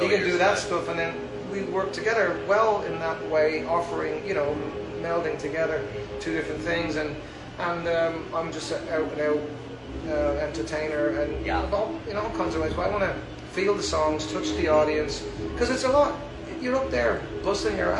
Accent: Ireland; now in Fayetteville, United States; being an Irish person, our culture is big on, you know, sitting in a room, be it a wedding, be it a funeral, and people sing songs

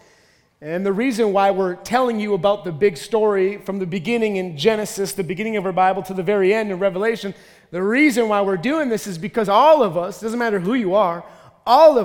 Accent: Minnesota, United States; I'm from Minnesota.

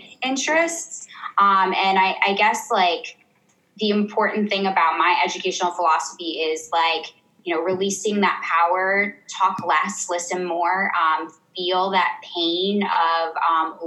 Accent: Ohio, United States; moved away as an adult; also born or lived in South Africa; I'm from Ohio

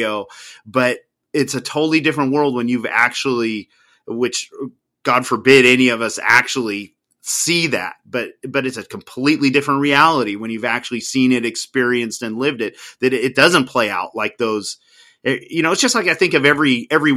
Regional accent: United States; my home country

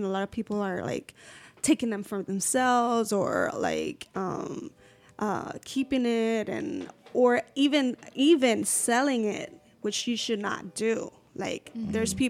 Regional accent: Puerto Rico; moved away as an adult; also born or lived in Savannah, Georgia / Aguadilla, Puerto Rico; So I moved to Puerto Rico with my mom when I was 2 years old. So I was raised in Puerto Rico, so I'm Puerto Rican.

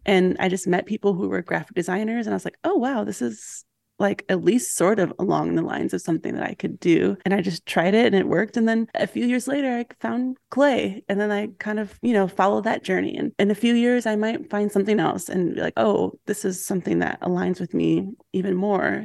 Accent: Milwaukee, Wisconsin, United States; I grew up in Milwaukee

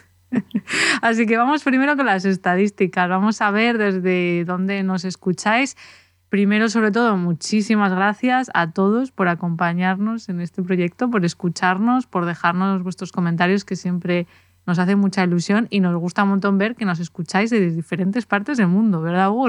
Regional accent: Valladolid, Castile and León, Spain; yo soy de Valladolid, me crié en Valladolid

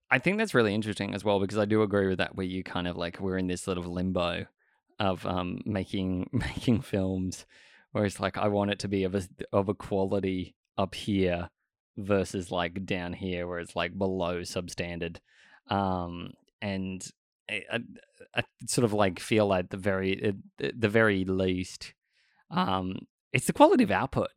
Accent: Australia; I grew up in Australia my entire life

